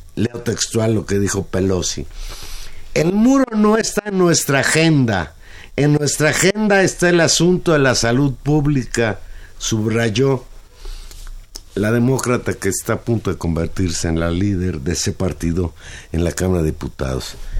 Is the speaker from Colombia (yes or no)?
no; Mexico; nosotros como mexicanos